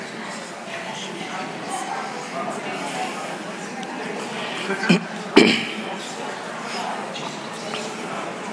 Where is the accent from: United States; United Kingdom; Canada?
United Kingdom; London; I'm from London. I've lived in London all my life. My parents are from Jamaica.